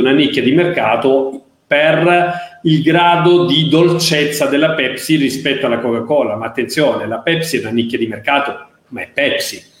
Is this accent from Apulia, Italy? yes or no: yes; Apulia, Italy; sono pugliese